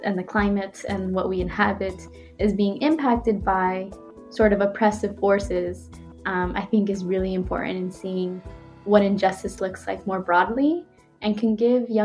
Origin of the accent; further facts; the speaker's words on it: Phoenix, Arizona, United States; I grew up in Arizona, in the west side of Phoenix